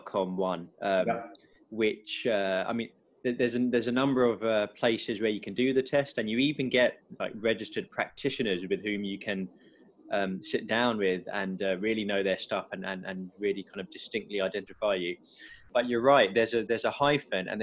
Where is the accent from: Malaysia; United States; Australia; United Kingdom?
United Kingdom; England; us English